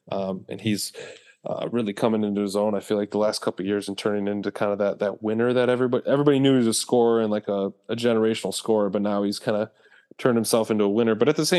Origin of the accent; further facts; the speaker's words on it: Minnesota, United States; born there; So the East, I was born in Minnesota